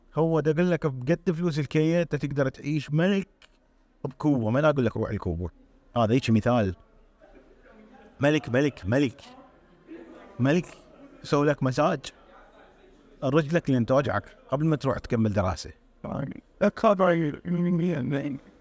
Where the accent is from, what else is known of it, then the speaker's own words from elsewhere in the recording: Iraq; moved away; النظام الدراسي عندنا بالعراق